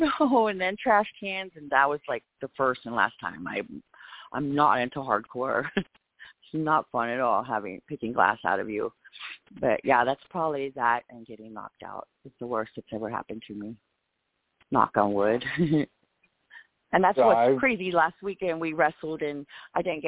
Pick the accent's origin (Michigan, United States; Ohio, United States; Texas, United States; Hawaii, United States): Texas, United States; I'm from Texas.